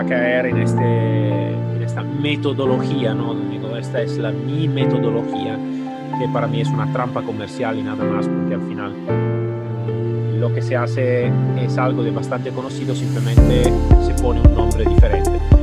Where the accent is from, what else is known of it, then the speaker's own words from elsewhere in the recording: Italy; Spanish is a second language; yo soy italiano